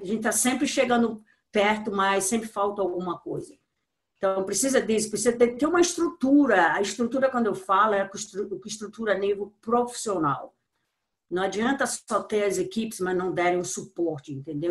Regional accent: Brazil; sou brasileira, amo meu país

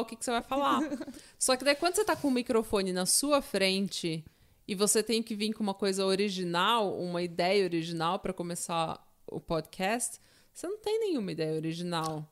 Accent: São Paulo, Brazil; eu sou de São Paulo, eu tô acostumada com enchente

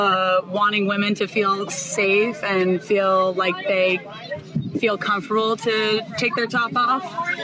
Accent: Boston, Massachusetts, United States; I'm 25 from Boston, Massachusetts

